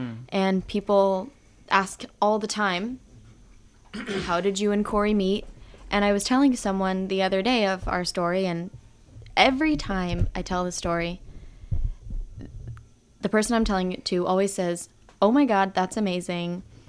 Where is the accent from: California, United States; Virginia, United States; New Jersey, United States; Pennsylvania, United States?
California, United States; San Diego; also born or lived in Modesto / Los Angeles; I grew up in San Diego. So when I was about two, my parents moved to LA and then to San Diego.